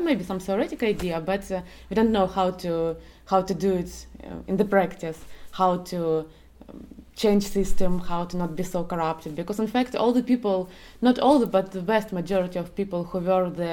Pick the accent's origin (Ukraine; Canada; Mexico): Ukraine; Donetsk, Donetsk Oblast; I'm from Donetsk